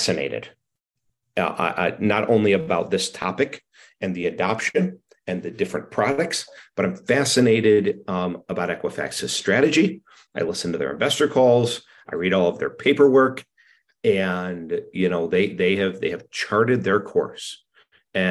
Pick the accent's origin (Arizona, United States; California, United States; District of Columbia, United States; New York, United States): New York, United States; Penfield; Penfield, New York, my hometown